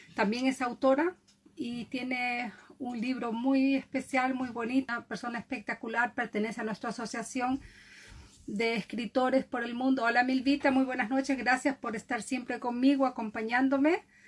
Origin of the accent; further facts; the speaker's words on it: Galápagos Islands, Ecuador; now in Norway; vivo en Noruega, nacida en Ecuador, exactamente en las Islas Galápagos